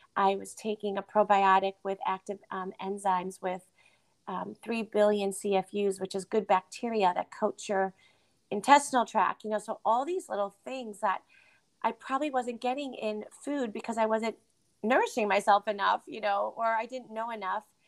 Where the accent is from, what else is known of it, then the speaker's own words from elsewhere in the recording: Connecticut, United States; moved away as an adult; also born or lived in Boston / Midwest; I moved to Boston because I was from Connecticut.